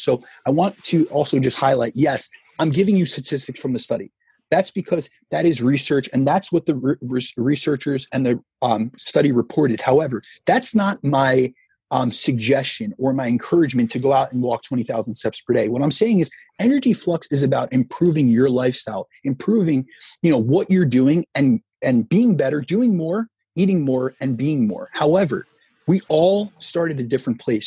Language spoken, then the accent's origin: English; New Jersey, United States; I grew up in New Jersey, so I'm right new, near New York